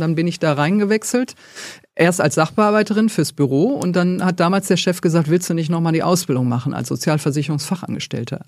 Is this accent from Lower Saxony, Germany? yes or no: no; Duisburg, North Rhine-Westphalia, Germany; Ich komme tatsächlich aus Duisburg